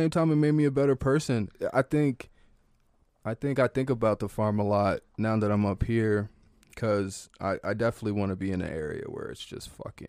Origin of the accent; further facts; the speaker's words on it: Oakton, Virginia, United States; I grew up in Oakton, Virginia.